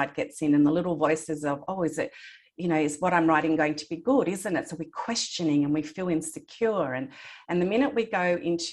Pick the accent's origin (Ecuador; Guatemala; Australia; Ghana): Australia; I was born in Australia, I have a Greek heritage, and my grandparents lived in Greece